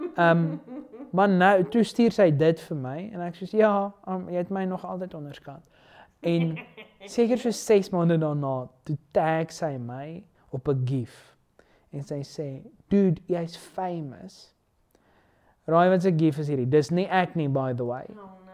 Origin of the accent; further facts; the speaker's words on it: Pretoria, Gauteng, South Africa; ek's van Pretoria